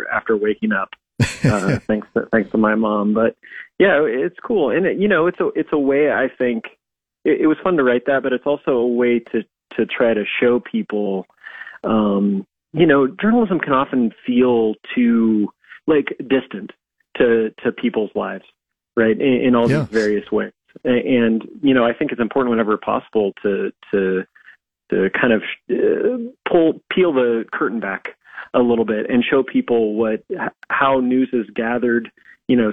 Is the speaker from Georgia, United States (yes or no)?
no; Red Cloud, Nebraska, United States; moved away; So that's what we're doing in Red Cloud, and obviously it's more meaningful to me when we're doing it in my hometown